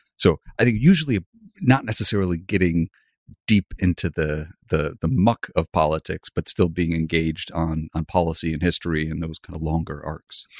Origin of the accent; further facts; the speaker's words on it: Grand Rapids, Michigan, United States; moved away as an adult; I grew up in Grand Rapids, it's a pretty small town